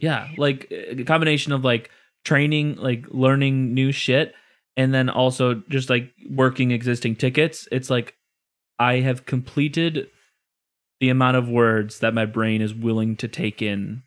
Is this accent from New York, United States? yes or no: no; Illinois, United States; I'm from Illinois